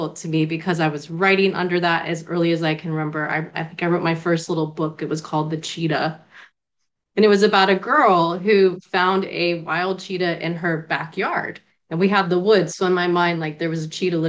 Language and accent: English; Florida, United States; accent: Bostonian; also born or lived in Natick, Massachusetts; I was born in Natick, Massachusetts, right outside of Boston. My family's like from the Cambridge area, outside of Harvard and whatnot, and then New England. But we moved to Florida when I was about five